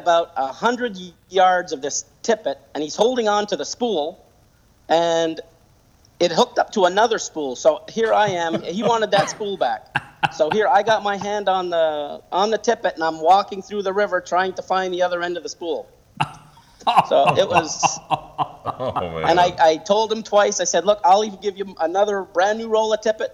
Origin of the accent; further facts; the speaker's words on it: Montreal, Quebec, Canada; also born or lived in Adirondacks, New York; now in United States; I'm originally from Montreal, Quebec. When I came to the Adirondacks